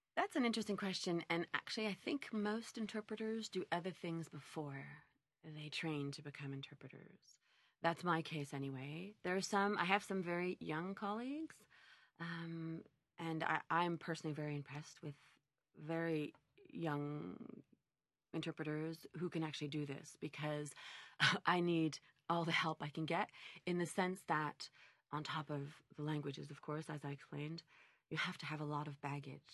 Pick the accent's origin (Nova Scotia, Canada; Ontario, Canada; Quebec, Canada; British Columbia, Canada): Quebec, Canada; Montreal; I was born and raised in Montreal